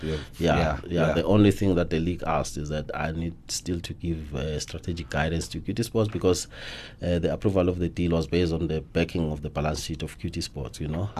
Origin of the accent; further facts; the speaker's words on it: KwaNdebele, Mpumalanga, South Africa; moved away; also born or lived in Johannesburg; I'm from Gwandebele